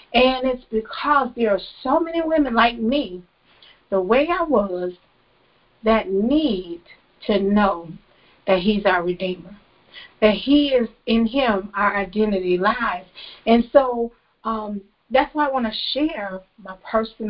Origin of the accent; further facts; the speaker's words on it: Florida, United States; I moved to another city in the same state, in the state of Florida